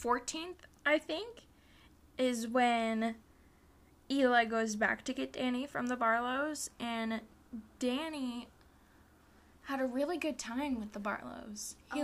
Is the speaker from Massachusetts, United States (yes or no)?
no; Nebraska, United States; we're from Nebraska.